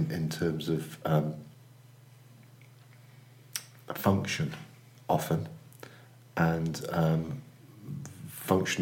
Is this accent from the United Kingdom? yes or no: yes; Cheltenham, South West England, United Kingdom; now in Manchester, United Kingdom; I live in Manchester. I'm involved in two agencies, UK Copywriting and more, Hampson Natten Williams. I've been in Manchester for 10 years. I'm from Cheltenham Spa, originally.